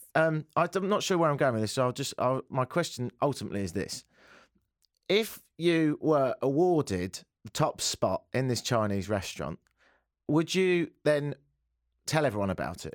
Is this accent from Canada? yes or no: no; United Kingdom; accent: British; moved away; It's like my British accent, really. It is partly parcelled with the fact I'm from Britain